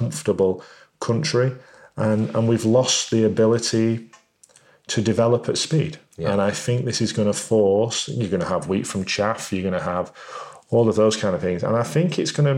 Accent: United Kingdom; being British

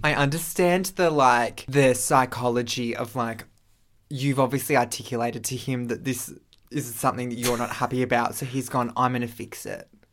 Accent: Australia; we're Australian

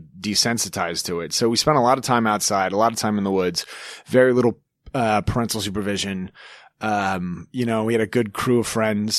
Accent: Evergreen, Colorado, United States; I grew up in Evergreen.

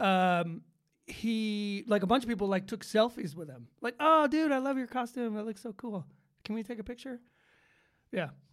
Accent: Atlanta, Georgia, United States; Growing up in Atlanta

